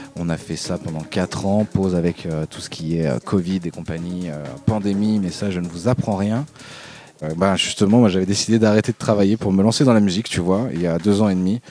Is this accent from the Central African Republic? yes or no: no; Dijon, Bourgogne-Franche-Comté, France; moved away as an adult; now in Marseille, France; je viens de Dijon euh, de base, moi je suis né là-bas. Euh, je suis arrivé à Marseille euh